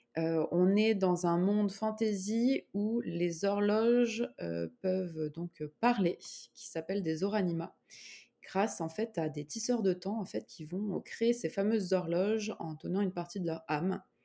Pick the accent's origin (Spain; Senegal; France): France; Grenoble, Auvergne-Rhône-Alpes; moved away as an adult; now in Montreal, Canada; je suis grenobloise.